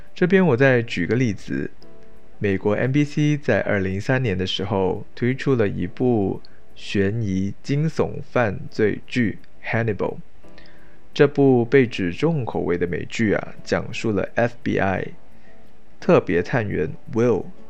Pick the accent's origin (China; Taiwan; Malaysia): Malaysia; 对于一个马来西亚华人的我